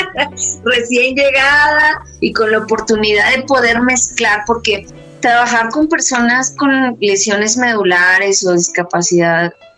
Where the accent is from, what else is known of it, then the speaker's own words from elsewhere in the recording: Mexico City, Mexico; yo soy de la Ciudad de México